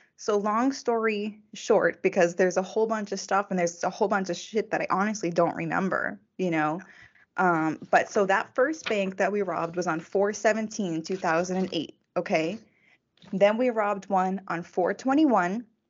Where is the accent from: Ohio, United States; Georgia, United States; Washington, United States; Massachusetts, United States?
Massachusetts, United States; also born or lived in Texas; I was actually born in Texas. My mom has family in Texas. So even though I grew up in Massachusetts